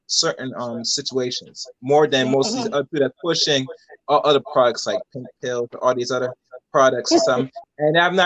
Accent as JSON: {"language": "English", "country": "United States", "tie": "born or raised there", "said": "I'm born here in the United States of America"}